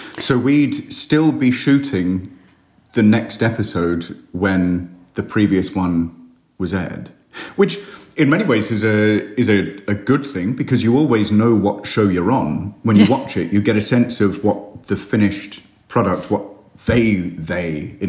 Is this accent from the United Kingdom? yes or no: yes; United Kingdom; I'm British. We're very cheap.